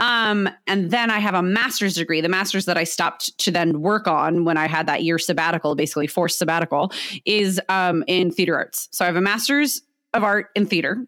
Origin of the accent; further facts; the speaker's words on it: San Diego, California, United States; I am born and raised in San Diego